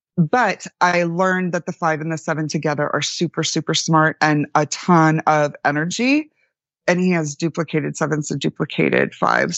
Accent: Florida, United States; I grew up in Florida, like the redneck capital

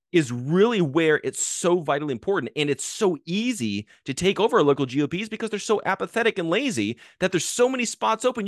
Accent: Arizona, United States; I grew up in Arizona, uh, where, w, you know, we had, uh, Sheriff Joe Arpaio as, as our sheriff growing up

